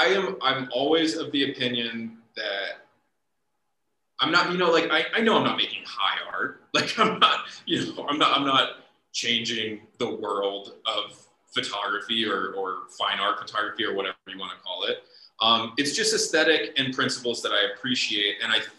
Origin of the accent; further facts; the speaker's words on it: Midwest, United States; you know, growing up in the Midwest, like my uncle's favorite restaurant was Cracker Barrel.